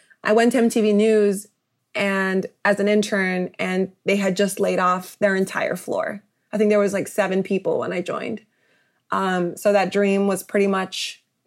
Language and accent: English; Rowland Heights, California, United States; moved away as an adult; now in New York, United States; I am a native Angeleno. I grew up in San Gabriel Valley in a place called Roland Heights